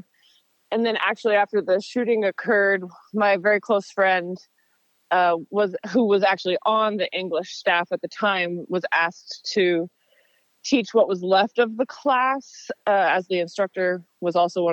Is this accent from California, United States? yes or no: no; Portland, Oregon, United States; I was born in Portland, Oregon. I'm a fifth generation Oregonian